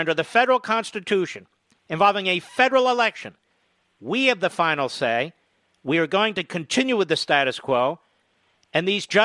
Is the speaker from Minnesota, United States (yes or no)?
no; Pennsylvania, United States; Pennsylvania is my home state